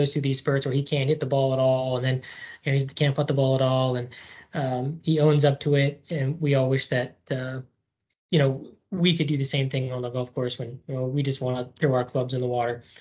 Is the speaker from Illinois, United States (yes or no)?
yes; Illinois, United States; also born or lived in Florida; now in Durham, United States; uh, longtime listener, first time caller here. Um, so I am from Illinois originally, hence all the Chicago stuff.